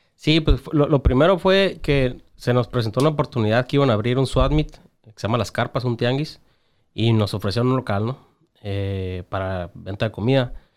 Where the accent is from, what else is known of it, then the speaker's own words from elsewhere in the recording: Tijuana, Baja California, Mexico; yo soy bien tijuanense y amo mi ciudad